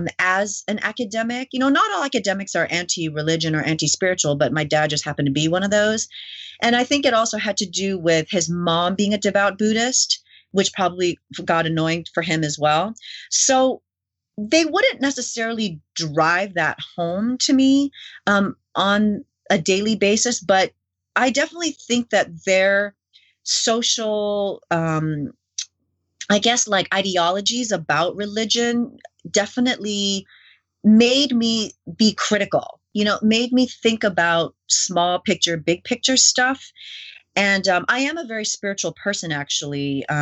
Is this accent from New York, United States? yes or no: yes; New York City, New York, United States; born there; I was born in New York City, and I was the only person in my family that was born in the U.S. because both my parents were born in Korea and then my siblings were born in Canada.